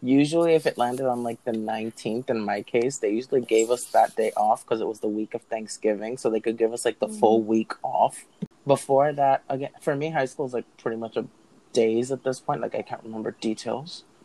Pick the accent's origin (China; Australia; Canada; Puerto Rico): Puerto Rico; I'm from Puerto Rico